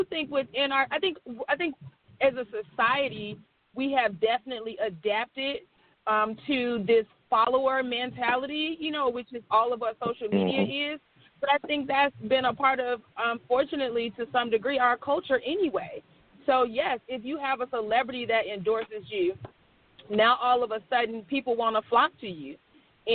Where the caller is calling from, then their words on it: Atlanta, Georgia, United States; I'm calling from Atlanta